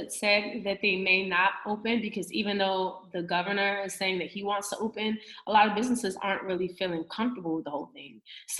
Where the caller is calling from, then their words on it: Atlanta, Georgia, United States; I'm calling from Atlanta.